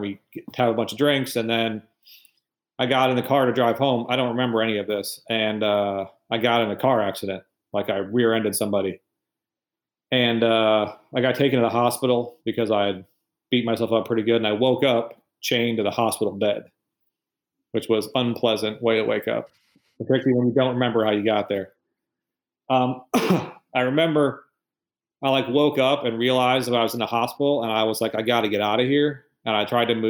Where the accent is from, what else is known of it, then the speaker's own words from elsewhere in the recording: Michigan, United States; moved away as an adult; I'm from Michigan